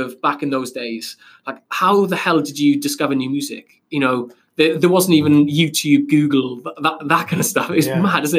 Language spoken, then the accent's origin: English; Wales, United Kingdom; So we were 16, 17. I was from Wales.